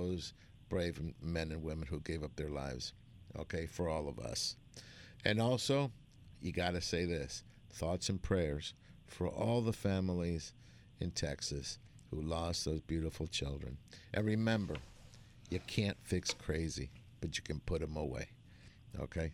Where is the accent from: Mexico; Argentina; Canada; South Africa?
Argentina; now in United States; I'm an immigrant. I was born in Argentina.